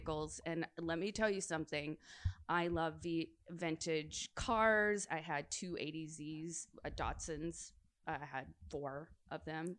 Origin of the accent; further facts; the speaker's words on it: Nashville, Tennessee, United States; moved away as an adult; also born or lived in Los Angeles; I'd lived in LA for a while, and then I was visiting Nashville, and I was actually doing a photo shoot in Nashville, my hometown